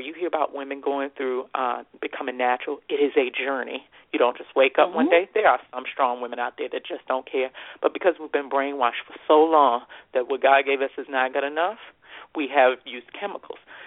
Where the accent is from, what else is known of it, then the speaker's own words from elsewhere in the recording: United States; I'm an American and I'm privileged to be an American.